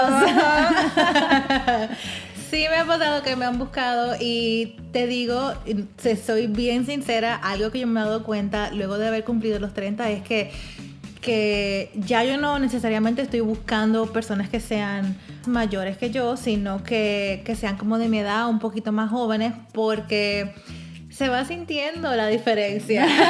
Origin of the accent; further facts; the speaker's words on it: Dominican Republic; now in United States; yo soy dominicana